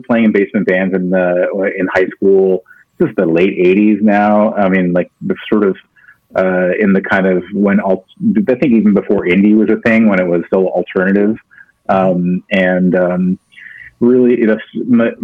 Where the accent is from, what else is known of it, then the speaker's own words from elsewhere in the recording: Toronto, Ontario, Canada; I grew up in Scarborough.